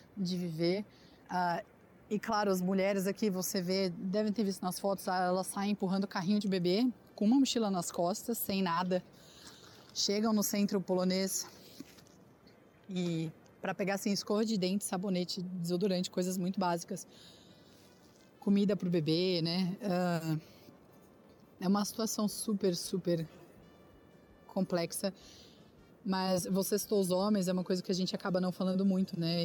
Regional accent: Brazil; nós, como brasileiros

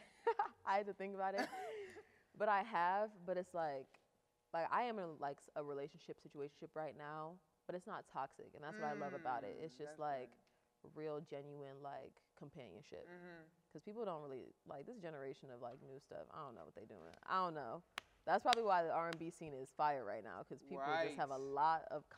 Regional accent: Akron, Ohio, United States; born or raised there

